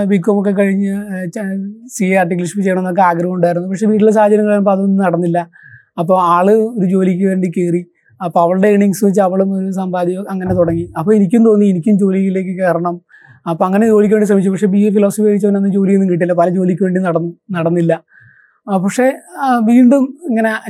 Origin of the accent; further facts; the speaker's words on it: Cherthala, Kerala, India; എൻ്റെ സ്വദേശം ആലപ്പുഴ ജില്ലയിൽ ചേർത്തലയിൽ മാടക്കൽ എന്ന് പറഞ്ഞ സ്ഥലത്താണ് ഞാൻ ജനിച്ചതും വളർന്നതൊക്കെ